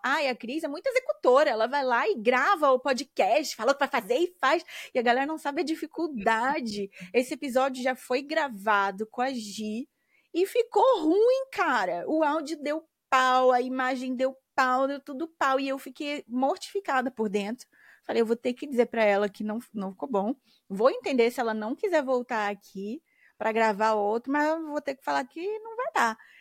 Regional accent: Brazil; moved away; morando fora do Brasil

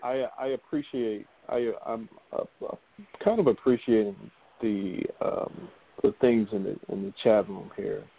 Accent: United States; growing up in America

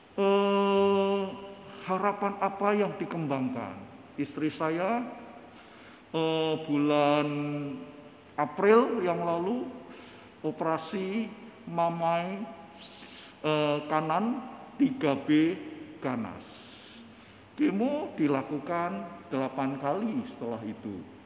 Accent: Parakan, Central Java, Indonesia; Saya dari Parakan, Parakan Temanggung

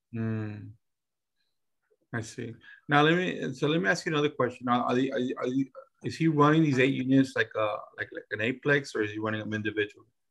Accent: San Antonio, Texas, United States; We're from San Antonio, but most of our deals are not done in San Antonio

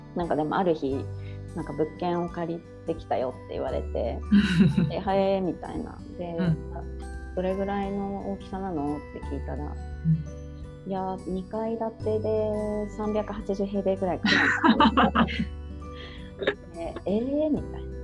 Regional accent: Tokyo, Japan; moved away as an adult; also born or lived in Ishinomaki / Sendai; now in Lake Towada, Japan; 私も東京出身で夫も神奈川出身で

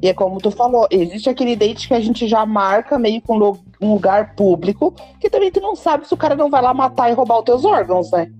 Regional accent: Criciúma, Santa Catarina, Brazil; sou de Criciúma

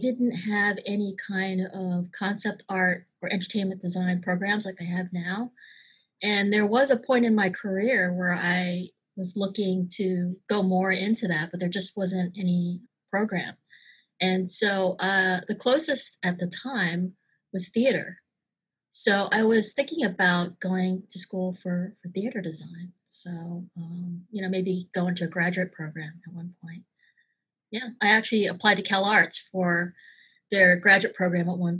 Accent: Maryland, United States; moved away as an adult; also born or lived in New York / Los Angeles / Florida; I grew up in the suburbs of Maryland

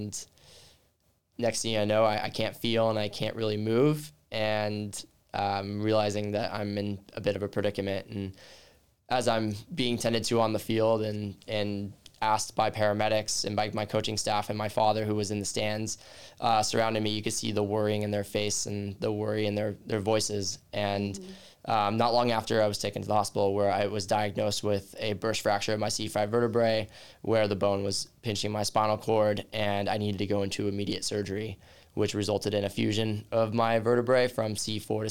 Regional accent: Southern California, United States; moved away; Born and raised in Southern California and grew up a baseball player my entire life

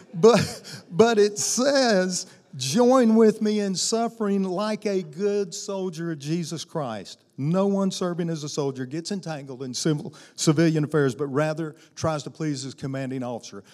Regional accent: Arkansas, United States; also born or lived in Tennessee / Louisiana; now in Alabama, United States; I was raised in Arkansas

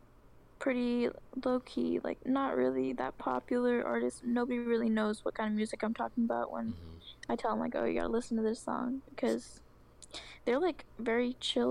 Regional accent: Oregon, United States; I'm from Oregon

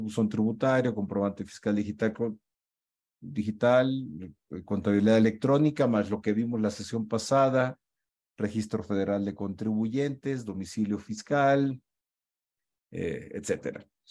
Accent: Culiacán, Sinaloa, Mexico; moved away; also born or lived in Mexico City; he estado en Culiacán, mi tierra natal

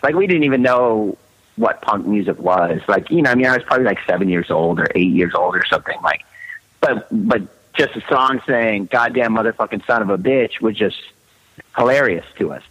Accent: Southern California, United States; also born or lived in Manhattan, New York; I was born in Manhattan, but I, I moved to um, Southern California like I was a, like a few months old

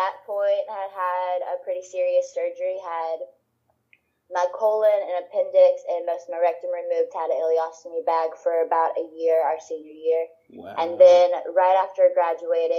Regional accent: Orange, Texas, United States; also born or lived in Louisiana; I'm from Orange, Texas. Moved back and forth between Louisiana and Texas, but ended up in Texas

